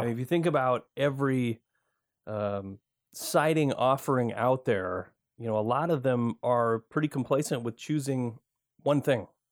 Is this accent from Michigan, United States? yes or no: yes; Michigan, United States; moved away as an adult; now in Oregon, United States; I grew up in Michigan